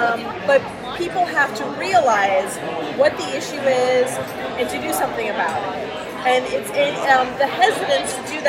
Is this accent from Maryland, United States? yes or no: no; Massachusetts, United States; But I'm from Massachusetts.